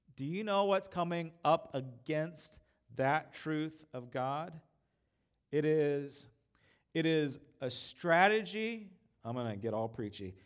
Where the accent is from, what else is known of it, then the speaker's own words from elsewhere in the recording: United States; I'm an American.